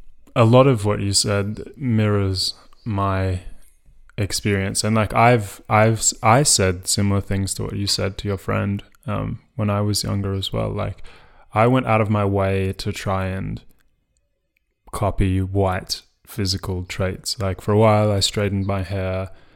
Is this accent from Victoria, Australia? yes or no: yes; Carlton North, Victoria, Australia; because I grew up in like in Carlton North, which is like mostly white middle class, and then like some remnants of like Southern European migrants.